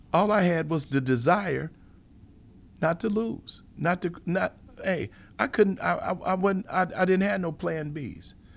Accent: Chicago, Illinois, United States; being born and raised in Chicago

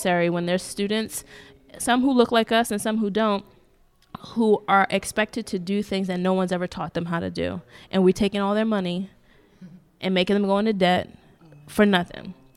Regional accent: United States; I'm African American, I'm black, I'm, you know, born here

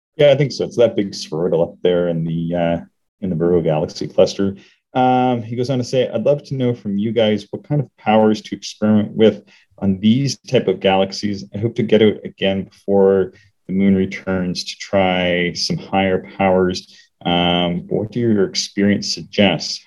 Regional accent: Canada; I, am Canadian, but I grew up on American TV

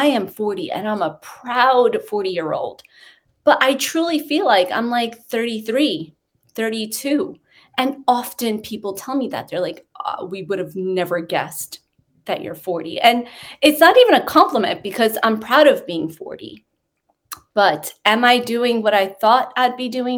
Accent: New York City, New York, United States; moved away as an adult; also born or lived in Long Island; now in United Kingdom; I grew up in Queens

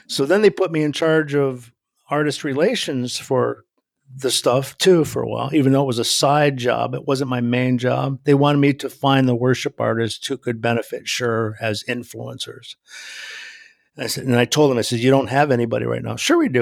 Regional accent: New England, United States; moved away as an adult; now in New Jersey, United States; I live in New Jersey now, but I grew up in New England

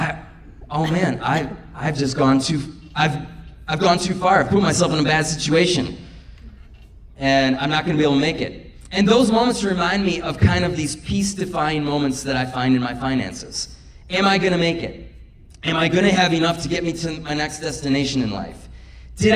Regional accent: Minocqua, Wisconsin, United States; now in Janesville, United States; I grew up in Minocqua, 3.5 hours north of here

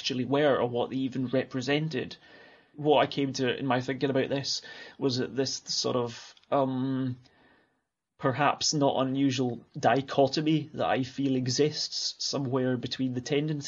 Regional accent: Alloa, Scotland, United Kingdom; accent: Scottish; moved away as an adult; also born or lived in Clackmannan; now in Ullapool, United Kingdom; where I grew up in Alloa

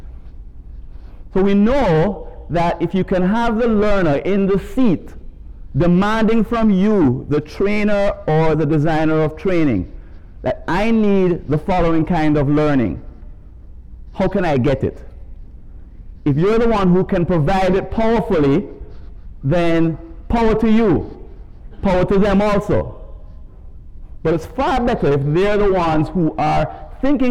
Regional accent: Jamaica; As you could tell from my accent, I'm not from around these parts. I was raised in Jamaica and came here from Kingston a couple of days ago.

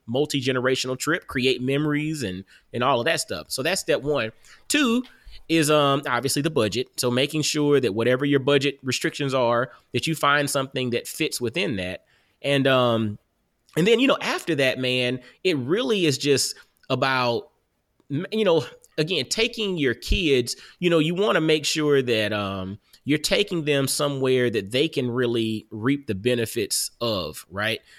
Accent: Augusta, Georgia, United States; now in Knoxville, United States; I'm from Augusta, Georgia

